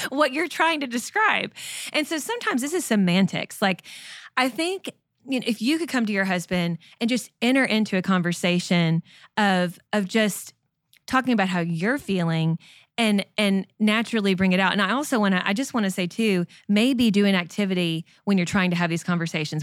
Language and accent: English; Lexington, Kentucky, United States; I grew up in Lexington, Kentucky, home of the U K Wildcats